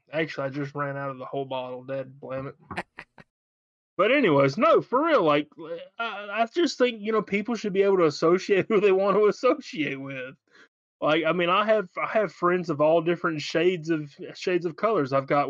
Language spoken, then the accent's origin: English; Alabama, United States; I'm from Alabama.